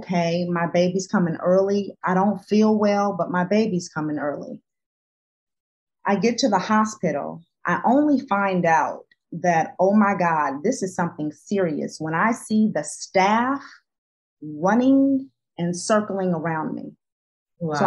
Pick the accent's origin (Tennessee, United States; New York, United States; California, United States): California, United States; Los Angeles; moved away; I'm from Los Angeles